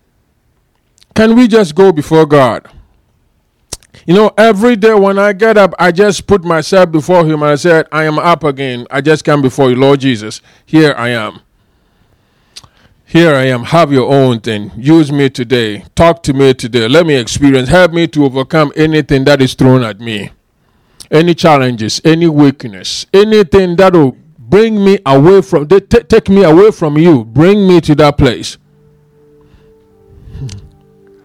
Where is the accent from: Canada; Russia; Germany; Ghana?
Ghana; moved away; I am from Ghana